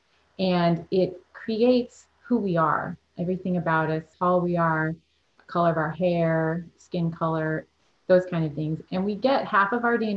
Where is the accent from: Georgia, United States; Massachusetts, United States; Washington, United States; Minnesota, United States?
Massachusetts, United States; moved away as an adult; now in Florida, United States; I grew up in Massachusetts and moved to Florida to come to college